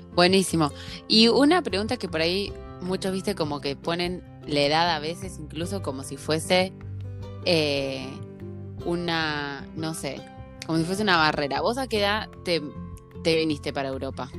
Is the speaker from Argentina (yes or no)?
yes; Santa Fe, Argentina; moved away as an adult; also born or lived in Ireland; now in Denmark; Yo me crié en un pueblo, soy de Santa Fe